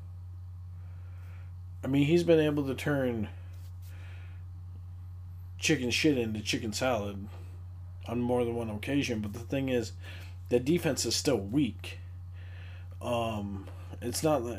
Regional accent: Marquette, Michigan, United States; coached at Northern Michigan University in my hometown

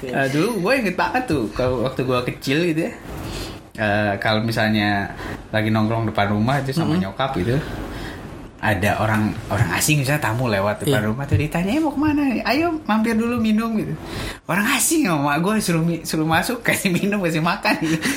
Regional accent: Tasikmalaya, West Java, Indonesia; now in Jakarta, Indonesia; mungkin yang mungkin masih terjaga kampung saya di Tasik itu Tasik, masih

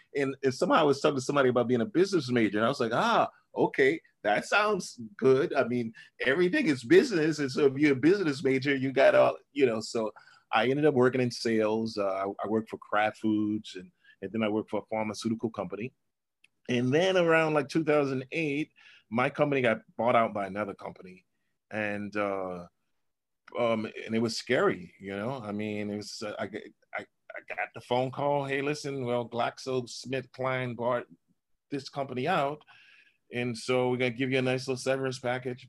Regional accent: New Orleans, Louisiana, United States; I grew up in a part of New Orleans called Pigeon Town

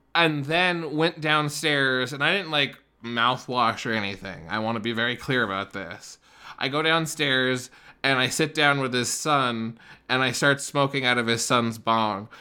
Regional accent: Wyoming, United States; moved away as an adult; now in Denver, United States; I was raised in Wyoming

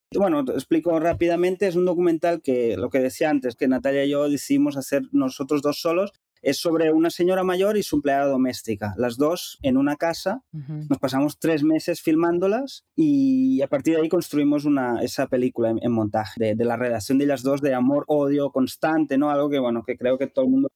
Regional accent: Capellades, Catalonia, Spain; moved away as an adult; also born or lived in Cuba / Dominican Republic / Barcelona; en Capellades, donde yo nací y crecí

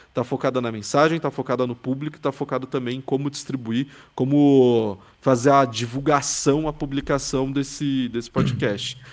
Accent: São Paulo, Brazil; eu sou de São Paulo, que é tipo a maior cidade da América Latina

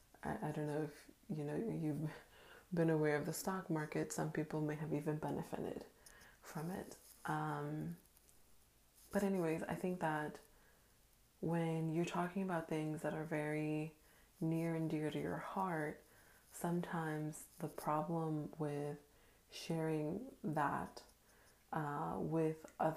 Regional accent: Dominican Republic; born there; So I was born in Dominican Republic to a country boy at heart bank manager by day

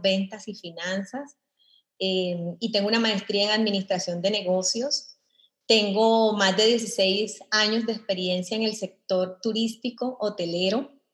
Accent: Colombia; moved away as an adult; now in El Salvador; Yo soy eh, colombiana. Tengo en El Salvador aproximadamente 15 años de estar eh, aquí radicada.

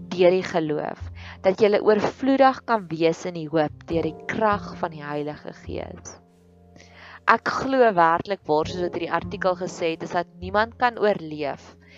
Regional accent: South Africa; dis daar waar ons gevestig begin raak het as 'n Afrikaner nasie

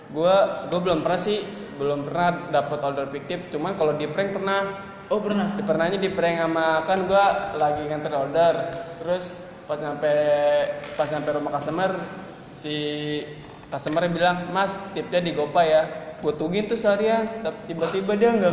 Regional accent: Bintaro, Banten, Indonesia; gue dari Bintaro

